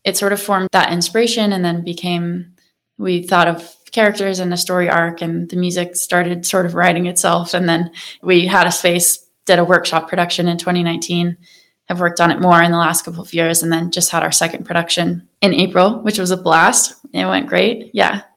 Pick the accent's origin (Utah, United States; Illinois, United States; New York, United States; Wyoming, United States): Wyoming, United States; moved away as an adult; also born or lived in Maine / Colorado; now in Boulder County, United States; And I grew up in Wyoming